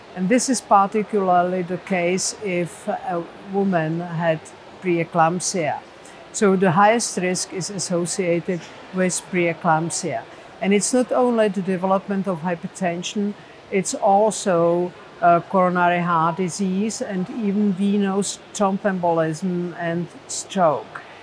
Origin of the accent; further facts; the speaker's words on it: Prague, Czechia; I'm from Prague, Czech Republic